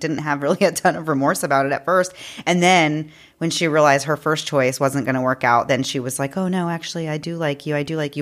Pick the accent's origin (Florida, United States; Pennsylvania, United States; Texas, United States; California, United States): Texas, United States; Houston; we're from Houston, which is a huge city